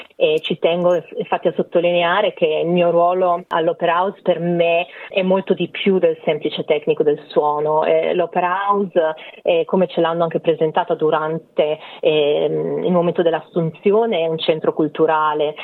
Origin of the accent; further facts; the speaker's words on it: Pesaro, Marche, Italy; moved away as an adult; Ho dato ripetizioni di lingue privatamente a Pesaro, che è la mia città natale